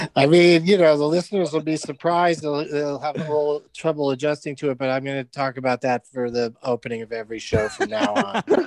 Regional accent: San Diego, California, United States; I grew up in San Diego

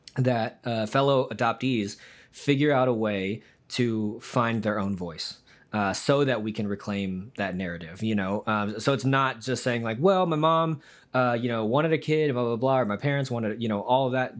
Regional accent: United States; growing up in America in the 90s and 2000s

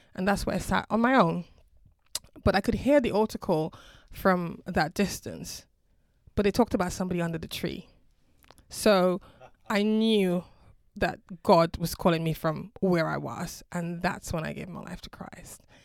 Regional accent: Dominica; now in United Kingdom; I'm originally from the Caribbean, a small island called Dominica

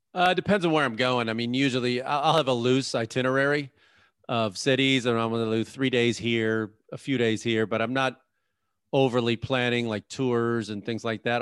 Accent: Chicago, Illinois, United States; I grew up in Chicago

